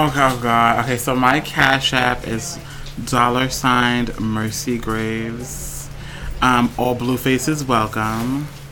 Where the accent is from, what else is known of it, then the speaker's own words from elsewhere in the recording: New York City, New York, United States; from New York my entire life